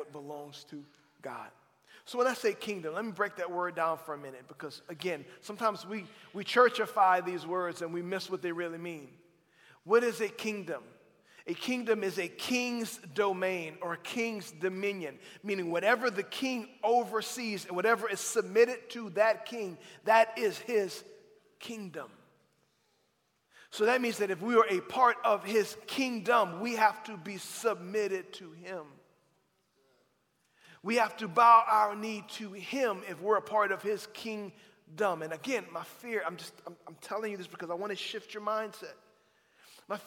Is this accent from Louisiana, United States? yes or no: yes; South Louisiana, United States; I'm from South Louisiana